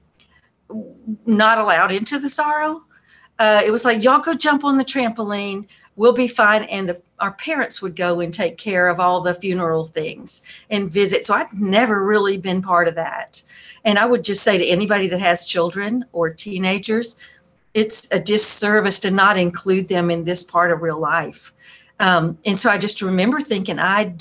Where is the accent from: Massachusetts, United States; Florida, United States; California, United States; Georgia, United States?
Georgia, United States; Atlanta; moved away as an adult; also born or lived in Boston / Belton, South Carolina; now in North Carolina, United States; I grew up in Atlanta